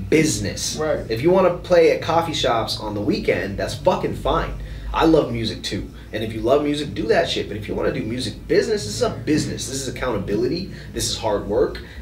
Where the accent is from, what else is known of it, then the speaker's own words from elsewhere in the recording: Minneapolis, Minnesota, United States; Like I'm from Minneapolis. I'm from the south side of Minneapolis.